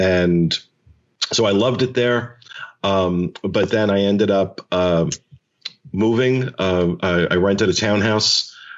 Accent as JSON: {"language": "English", "region": "New Jersey", "country": "United States", "moved": "yes", "lives_now": "Orlando, United States", "said": "I'm originally from New Jersey"}